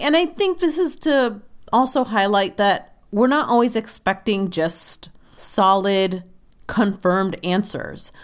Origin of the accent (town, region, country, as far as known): United States